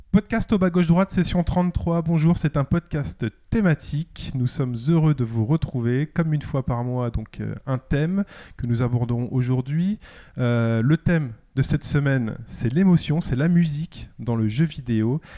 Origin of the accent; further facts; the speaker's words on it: Paris, Île-de-France, France; en tant que Parisien